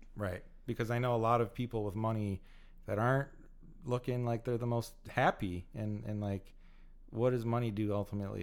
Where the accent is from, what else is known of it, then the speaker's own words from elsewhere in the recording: United States; also born or lived in California; I love being American